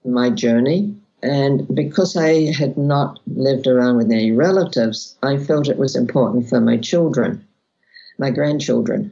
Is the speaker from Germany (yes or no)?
no; Australia; I was born in Australia.